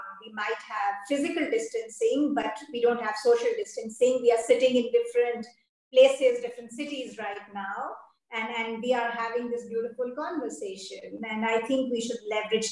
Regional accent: India; I'm Indian

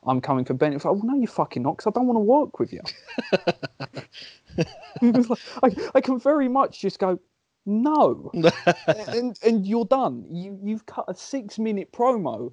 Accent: England, United Kingdom; As any Englishman would

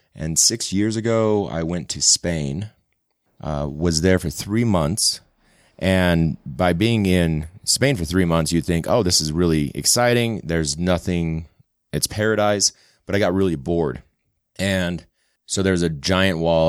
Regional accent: West Valley City, Utah, United States; also born or lived in St. George, Utah / Sugar House, Salt Lake City, Utah; I grew up in West Valley and then went to college in Saint George at Dixie

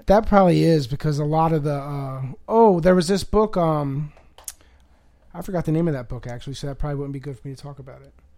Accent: Harford County, Maryland, United States; from Harford County

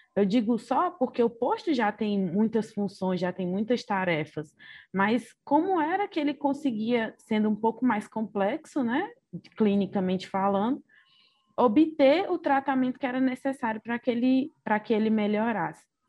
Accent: Ceará, Brazil; also born or lived in Cáceres, Mato Grosso; Nasci em Cáceres, no Mato Grosso, mas vivi minha vida toda no Ceará, então sou cearense de coração

